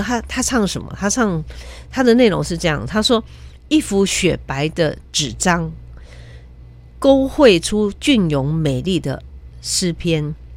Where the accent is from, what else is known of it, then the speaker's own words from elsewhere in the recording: Taiwan; also born or lived in Quanzhou (ancestry); 我们这一代身上又有中华文化，又有台湾的在地的文化，然后最重要的是我们这个地方是自由的